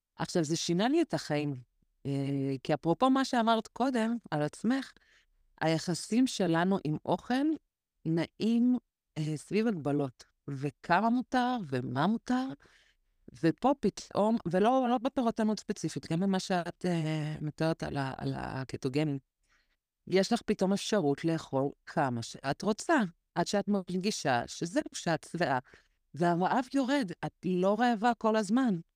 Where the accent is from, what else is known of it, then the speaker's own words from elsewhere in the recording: Israel; כשהגענו לישראל, הגענו, אני הייתי בת אה, שנתיים